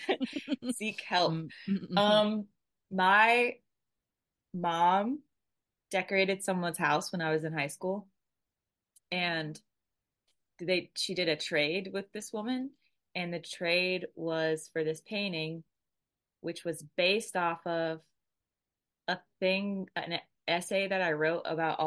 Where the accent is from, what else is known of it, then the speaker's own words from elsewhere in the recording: Atlanta, Georgia, United States; Atlanta. Yeah.